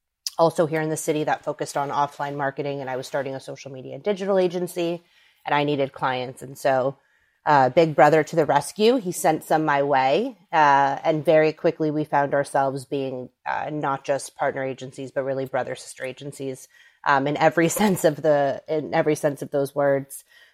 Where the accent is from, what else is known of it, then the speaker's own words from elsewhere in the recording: Los Angeles, California, United States; moved away as an adult; now in New York, United States; So I am a New Yorker. Now, I'm originally from LA, but I've been in New York for the last 11 years. I came here for school, and once I was done, I decided New York was going to be home.